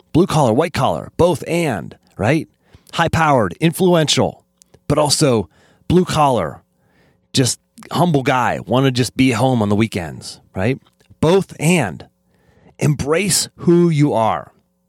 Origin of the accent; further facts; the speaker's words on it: Pennsylvania, United States; accent: Western Pennsylvania; I lost my Western Pennsylvania accent and just tried to fit in, right? And maybe that's part of youth is that trying to fit in. But I've since come to accept both and, right? You can be the redneck from Western Pennsylvania, the country boy